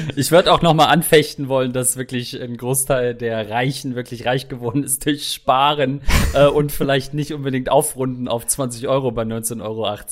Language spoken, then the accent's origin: German; Germany; bin ich als Deutscher